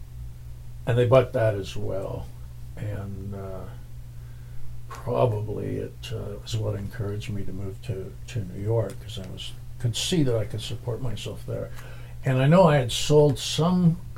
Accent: West Vancouver, British Columbia, Canada; born or raised there

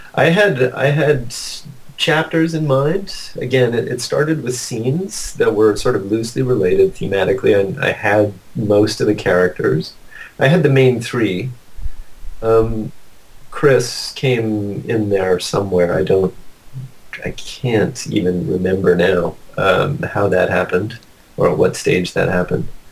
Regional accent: Ottawa, Ontario, Canada; moved away; also born or lived in British Columbia; I grew up in Ottawa

